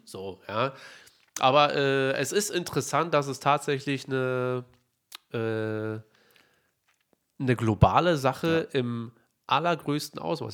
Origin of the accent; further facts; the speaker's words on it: Berlin, Germany; wir sind Berliner